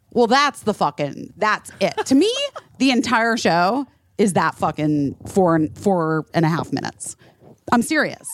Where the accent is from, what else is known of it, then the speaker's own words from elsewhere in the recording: Scottsdale, Arizona, United States; a kid growing up in Scottsdale, Arizona